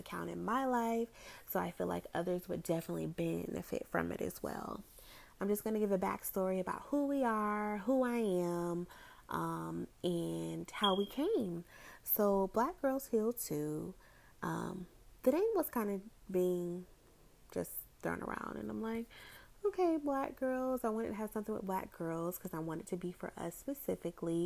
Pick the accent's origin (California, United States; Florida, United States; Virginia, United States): Florida, United States; Orlando; I am from the Orlando, Florida area